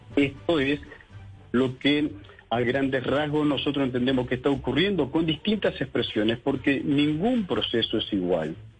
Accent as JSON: {"language": "Spanish", "country": "Uruguay"}